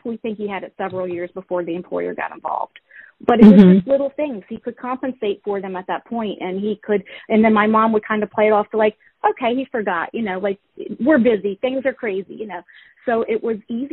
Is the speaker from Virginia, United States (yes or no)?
yes; Virginia, United States; moved away; Virginia, which was my hometown